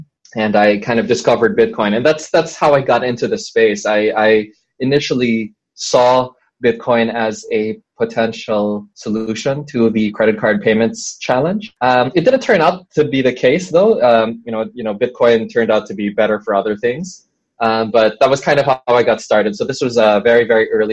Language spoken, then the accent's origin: English; Philippines; I am from the Philippines